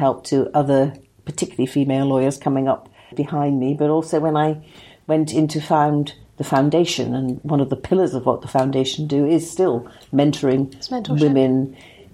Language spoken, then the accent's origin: English; Liverpool, North West England, United Kingdom; I was brought up in Liverpool, in an ordinary working class family there.